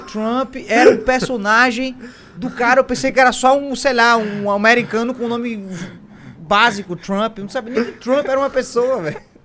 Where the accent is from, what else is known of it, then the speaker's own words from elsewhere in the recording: Northeast Region, Brazil; eu sou nordestino